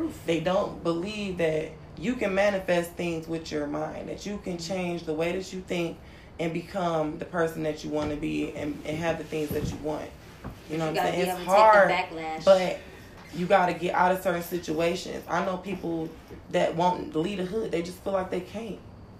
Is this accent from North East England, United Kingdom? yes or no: no; London, United Kingdom; I came from London.